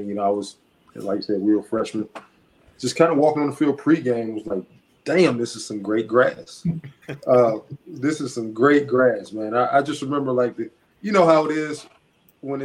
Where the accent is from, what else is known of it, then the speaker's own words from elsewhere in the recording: Montgomery, Alabama, United States; moved away; I'm from Montgomery. Alabama State is in Montgomery. I have a lot of people that I were teammates with and a lot of people that I played ball with and against my whole life